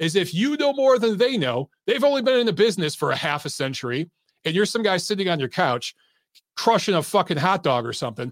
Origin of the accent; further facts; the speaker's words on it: Detroit, Michigan, United States; now in Atlanta, United States; I grew up in Detroit